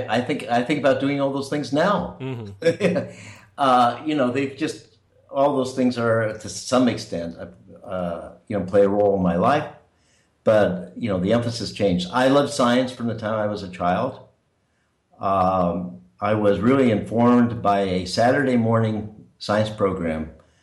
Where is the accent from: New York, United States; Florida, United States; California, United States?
California, United States; San Francisco; That's right. And my family came to San Francisco around 1900, so we were there a long time.